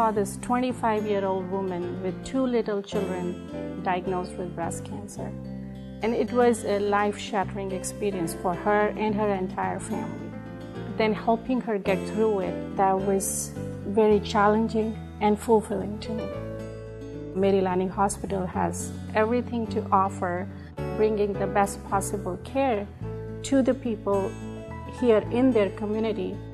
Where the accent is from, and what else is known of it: India; born or raised there; English is a second language